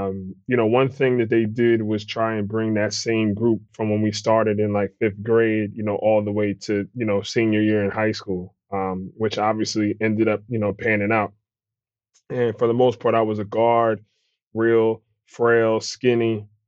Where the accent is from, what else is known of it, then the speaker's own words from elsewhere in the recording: Willingboro, New Jersey, United States; My mom's from South Jersey, like Willenboro, predominantly, you know, black neighborhood. Was there kind of growing up.